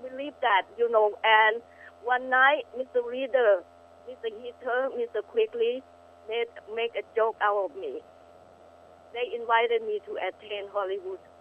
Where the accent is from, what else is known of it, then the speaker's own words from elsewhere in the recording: Thailand; now in Glendale, California, United States; Was born in Thailand, blossomed in the USA